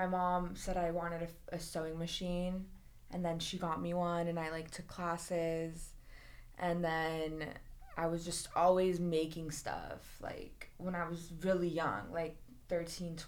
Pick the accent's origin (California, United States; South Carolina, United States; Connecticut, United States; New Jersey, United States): California, United States; Los Angeles; also born or lived in New York; I grew up in LA, like the Valley, Beverly Hills